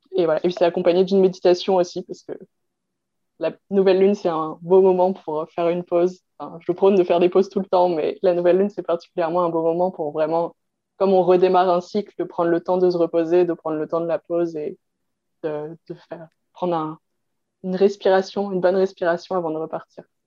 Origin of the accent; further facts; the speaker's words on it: Brittany, France; la Bretagne, ben, c'est ma région, euh, pour le coup, je suis bretonne d'origine, donc c'est, c'est vraiment ma région